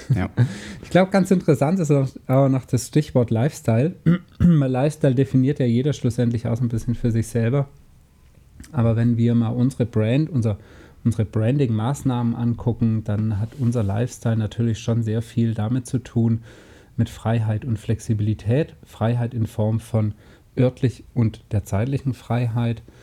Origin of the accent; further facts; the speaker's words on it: Germany; bin hier aufgewachsen im Bodensee